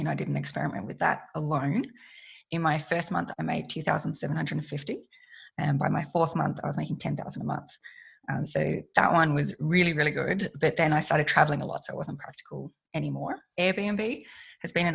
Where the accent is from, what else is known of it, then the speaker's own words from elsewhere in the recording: Australia; I'm an Australian woman.